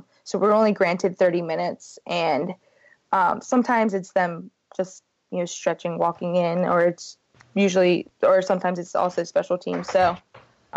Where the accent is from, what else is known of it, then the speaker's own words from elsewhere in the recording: Baltimore, Maryland, United States; I'm still from Baltimore